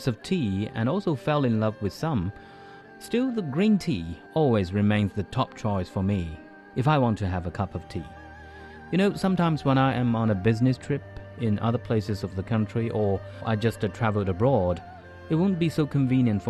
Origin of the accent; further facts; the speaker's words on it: Hangzhou, Zhejiang, China; my hometown, Hangzhou, the capital of East China's Zhejiang province